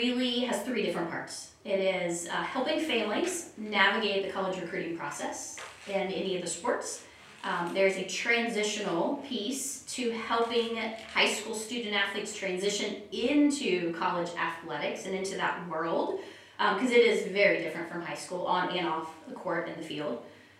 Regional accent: Dallas, Texas, United States; moved away as an adult; also born or lived in North Carolina; Well, I was from Dallas, Texas, and I was a Division I women's soccer player. Went to UNC Greensboro, so left Texas, went to North Carolina, played there for 4 years

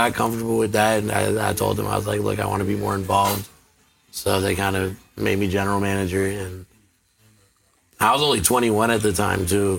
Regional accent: College Station, Texas, United States; I'm from College Station, Texas, and I run a bar on Northgate called The Spot.

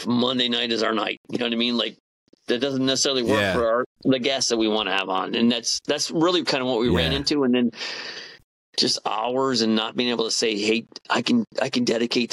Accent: Upper Peninsula, Michigan, United States; accent: Yooper; moved away; my Uber accent gets stronger for a couple of weeks

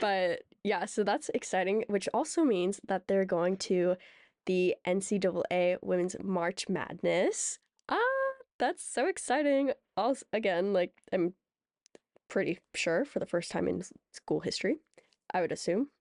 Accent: Seattle, Washington, United States; we're from the Greater Seattle Area

